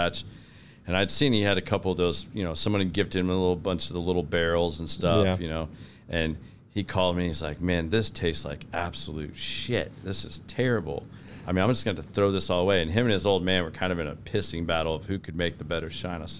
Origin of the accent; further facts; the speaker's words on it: Oklahoma, United States; also born or lived in Northeast United States; now in Texas, United States; I was born in Oklahoma